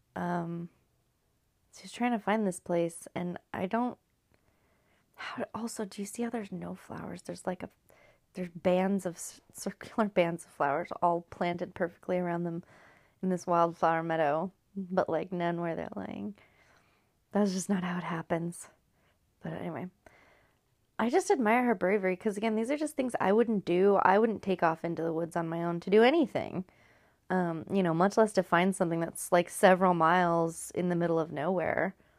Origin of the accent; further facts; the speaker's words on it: California, United States; now in Washington, United States; Growing up in California